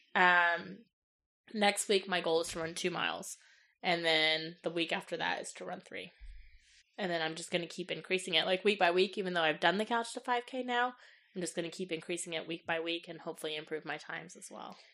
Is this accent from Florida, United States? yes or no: no; Johnson County, Kansas, United States; also born or lived in North Carolina; I was raised in Johnson County from the age of twelve until now